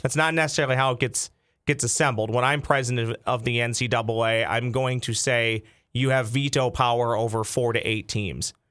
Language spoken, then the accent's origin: English; Lakeville, Minnesota, United States; I grew up in Lakeville, not far from the Twins Pro Shop in Apple Valley.